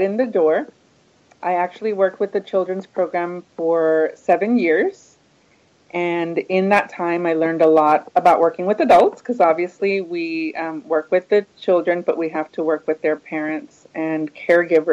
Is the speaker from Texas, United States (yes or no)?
yes; Houston, Texas, United States; I grew up in Houston